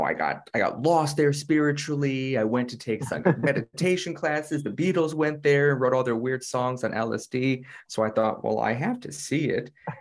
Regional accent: United States; I'm American

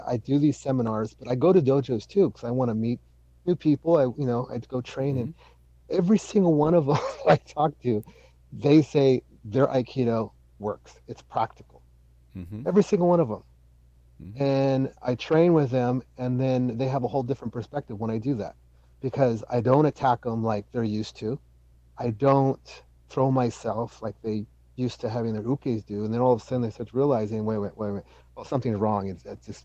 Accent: Salinas, California, United States; where I grew up in the East Salinas

